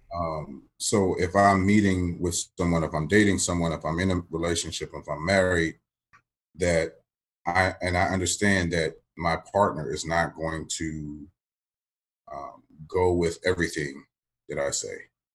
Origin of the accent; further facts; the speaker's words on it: Maryland, United States; moved away as an adult; also born or lived in Johnson City, Tennessee; I'm coming from Maryland to Tennessee